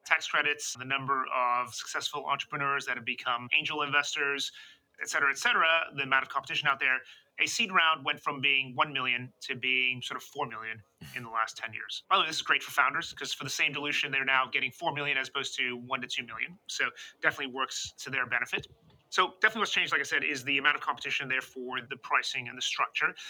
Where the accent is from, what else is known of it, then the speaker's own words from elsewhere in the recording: United States; moved away as an adult; now in London, United Kingdom; as an American